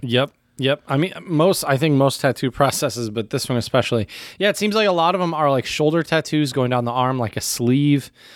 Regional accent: United States; as an American

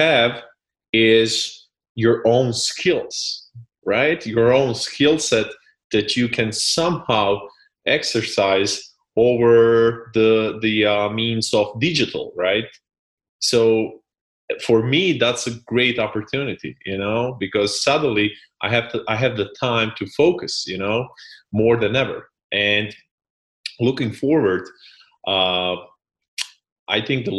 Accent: Split, Split-Dalmatia County, Croatia; I come from Split, which is a small city on the coast of Croatia.

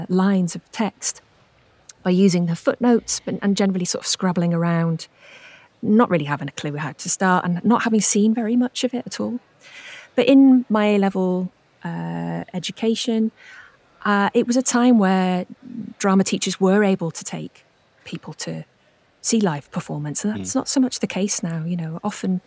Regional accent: Wrexham, Wales, United Kingdom; I'm from Wrexham in North Wales, so my nearest theatre was Theatre Clwyd.

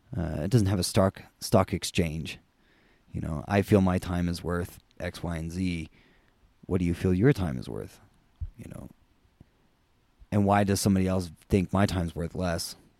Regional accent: United States; we're both American

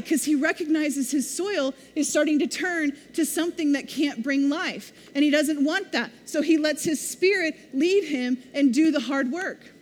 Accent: Missouri, United States; now in Oklahoma, United States; I grew up in Missouri. We don't have red dirt.

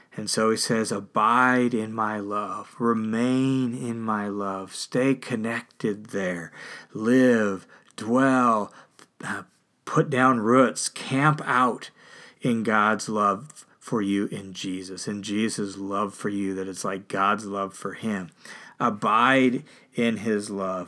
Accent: Tacoma, Washington, United States; I grew up in Tacoma, Washington

